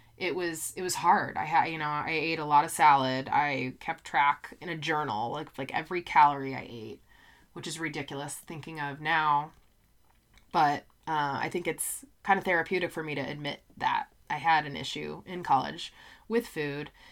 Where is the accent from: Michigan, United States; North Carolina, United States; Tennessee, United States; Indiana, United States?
Indiana, United States; also born or lived in Colorado; I am from Indiana, so a lot of my friends in high school went to I U, Purdue